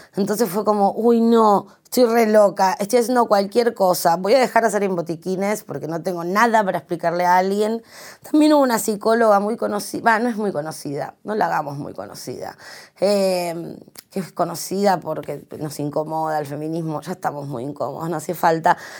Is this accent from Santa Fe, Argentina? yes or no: no; Santiago del Estero, Argentina; el lugar que yo nací, que es en Santiago del Estero